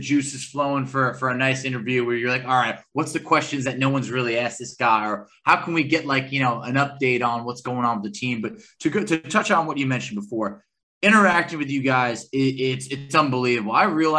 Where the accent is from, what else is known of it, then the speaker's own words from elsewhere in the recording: New York, United States; I'm going to be 30 next month in November. And before there was Twitter, and I was growing up in New York